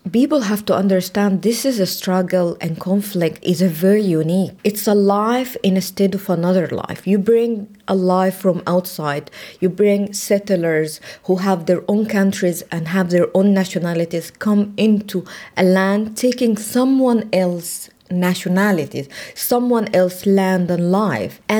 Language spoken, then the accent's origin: English; Lebanon; moved away; also born or lived in Egypt; my passport is saying um, I was born in Lebanon, but I'm Palestinian, and I have a newly, in 2008, I get a, a, Palestinian national passport.